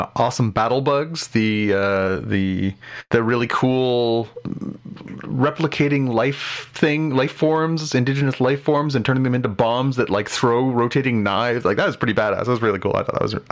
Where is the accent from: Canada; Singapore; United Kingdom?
Canada; as a Canadian